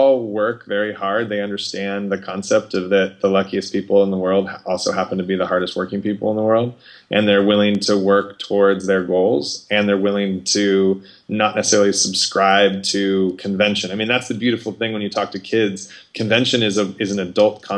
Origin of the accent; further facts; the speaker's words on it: Arizona, United States; also born or lived in Los Angeles; grew up in Arizona